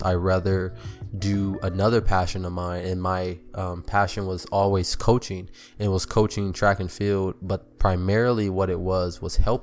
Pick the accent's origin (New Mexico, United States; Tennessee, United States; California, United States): California, United States; I'm from California